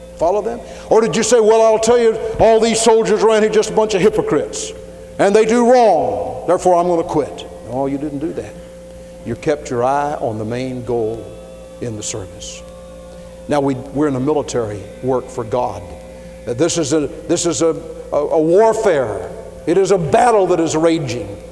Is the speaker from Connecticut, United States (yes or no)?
no; Louisville, Kentucky, United States; I was from Louisville